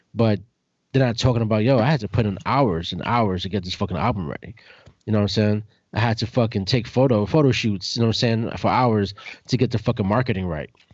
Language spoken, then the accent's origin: English; New York City, New York, United States; I was growing up in Brooklyn